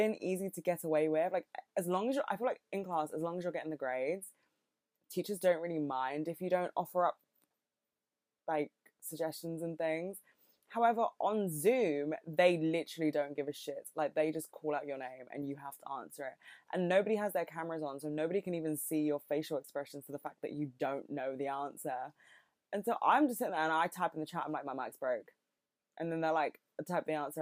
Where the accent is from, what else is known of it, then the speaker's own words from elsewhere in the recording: United Kingdom; accent: British; I'm not American, in case you couldn't fucking tell. I have a very British accent